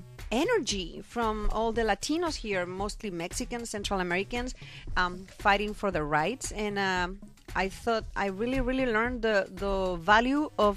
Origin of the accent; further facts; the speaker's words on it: Monzón, Aragon, Spain; moved away as an adult; now in California, United States; And raised in Spain. I'm from Spain. My family everybody's there.